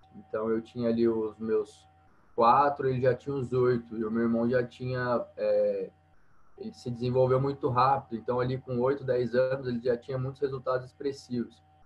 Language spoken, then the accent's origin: Portuguese; Paraguaçu, Minas Gerais, Brazil; eu sou de uma cidade do sul de Minas, é, chama Paraguaçu, uma cidade pequena, tem 20 mil habitantes